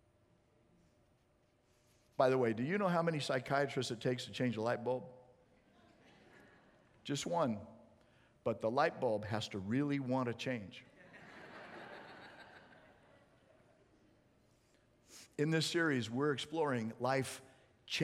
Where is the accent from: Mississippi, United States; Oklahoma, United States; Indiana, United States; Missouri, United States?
Missouri, United States; I was born in Missouri.